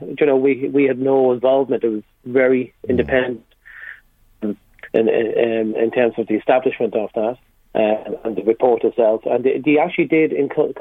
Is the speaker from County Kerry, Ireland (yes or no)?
no; Kells, County Meath, Ireland; I'm from Kells